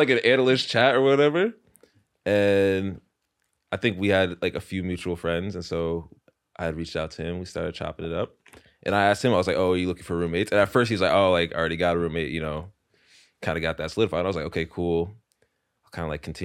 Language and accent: English; Morristown, New Jersey, United States; moved away as an adult; now in New York, United States; I'm from Morristown, New Jersey. I went to Carnegie Mellon University, played football there. Grew up my whole life in New Jersey